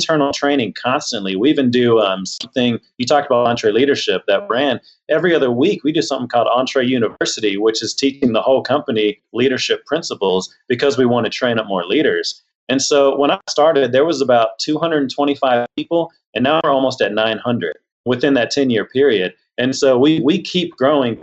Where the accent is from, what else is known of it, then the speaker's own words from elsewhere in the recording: Houston, Texas, United States; I grew up in Texas. I grew up down in Houston